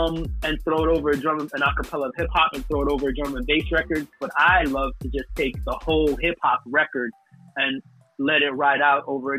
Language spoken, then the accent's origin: English; United States; turned out to be that the dance music in the UK that I was into went perfectly with the music that I grew up listening to in America.